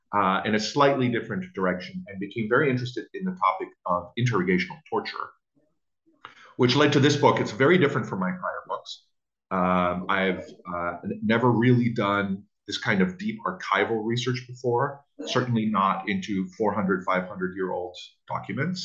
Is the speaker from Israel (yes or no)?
yes; Israel; moved away as an adult; now in United States; So I grew up in Israel and I spent the first 21 years of my life there